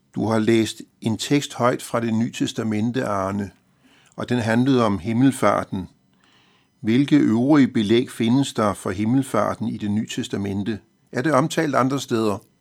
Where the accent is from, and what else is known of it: Denmark